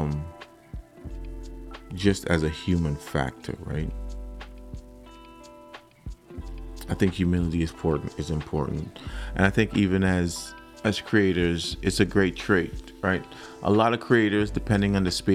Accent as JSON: {"language": "English", "country": "Trinidad & Tobago", "tie": "born or raised there", "moved": "yes", "said": "I grew up in Trinidad, and I grew up in a church home"}